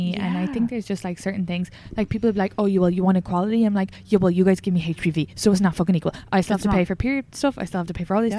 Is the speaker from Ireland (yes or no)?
yes; Ireland; moved away as an adult; now in United States